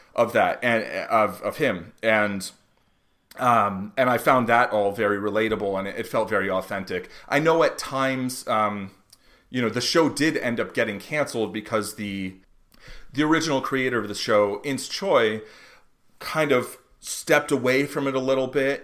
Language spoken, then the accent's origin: English; United States; growing up in the United States